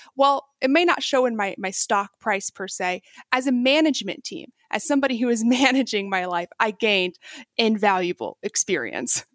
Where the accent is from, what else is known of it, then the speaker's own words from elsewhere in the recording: Texas, United States; moved away as an adult; also born or lived in China; I was raised in Texas